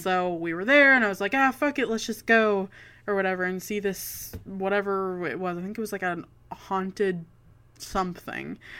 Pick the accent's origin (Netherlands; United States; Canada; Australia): Canada; as a Canadian